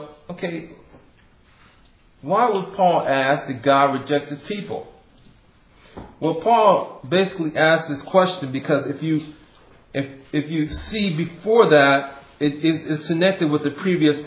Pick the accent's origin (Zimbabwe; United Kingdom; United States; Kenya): United States; Midwest; also born or lived in Hawaii; now in California, United States; I'm from the Midwest. Where I'm from, it gets very cold